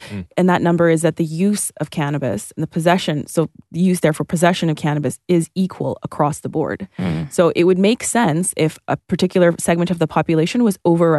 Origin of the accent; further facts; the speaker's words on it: Toronto, Ontario, Canada; so I grew up like in Northern Toronto on the border of Scarborough and North York, Victoria Park and Sheppard.